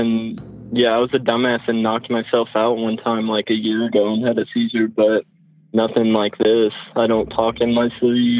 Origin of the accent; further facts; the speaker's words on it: Lexington, Kentucky, United States; I'm from Lexington, Kentucky, and I'm 18.